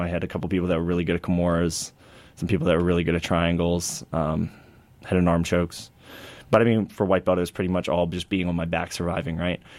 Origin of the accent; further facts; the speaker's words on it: Hagerstown, Maryland, United States; my hometown, Hagerstown, Maryland